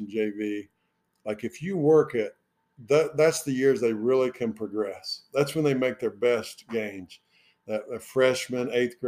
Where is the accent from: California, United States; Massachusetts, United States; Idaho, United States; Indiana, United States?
Indiana, United States; moved away as an adult; now in Southwest Virginia, United States; So the town I was raised in Indiana had about 800 people.